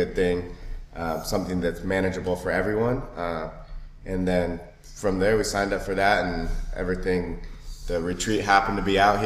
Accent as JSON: {"language": "English", "town": "Seattle", "region": "Washington", "country": "United States", "said": "Seattle, man. Seattle, Washington"}